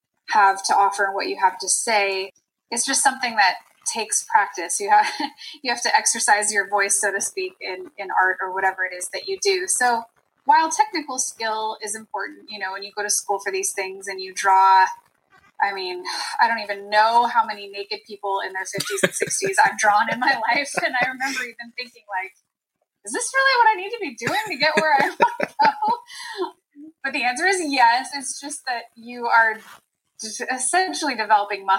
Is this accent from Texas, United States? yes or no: no; Bay Area of California, United States; I'm from California